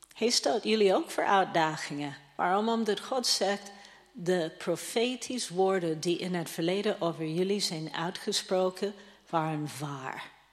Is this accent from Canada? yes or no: yes; Toronto, Ontario, Canada; now in Netherlands; dat is mijn thuisstad